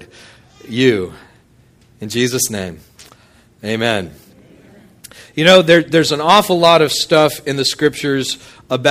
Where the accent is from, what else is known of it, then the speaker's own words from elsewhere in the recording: Midland, Texas, United States; now in Hammond, United States; I grew up out in West Texas, Midland, and the annual rainfall was something like 9 to 11 inches in a year